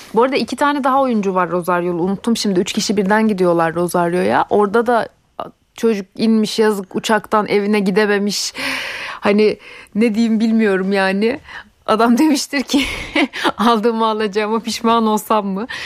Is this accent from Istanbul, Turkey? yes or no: no; Ankara, Turkey; Ankara'da bu arada Ankaralıyım ben